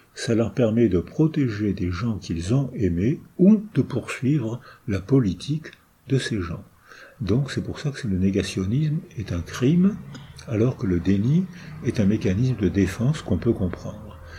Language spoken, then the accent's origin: French; France; first language French; also born or lived in La Seyne-sur-Mer; Je sais que je suis français, euh, malgré mes origines euh, ukrainiennes et polonaises, je sais, j'ai la chance d'être français, euh, c'est ma langue maternelle